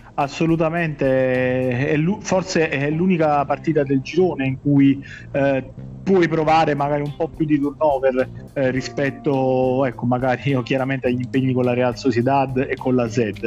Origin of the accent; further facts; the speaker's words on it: Naples, Campania, Italy; siamo tifosi del, del Napoli, siamo napoletani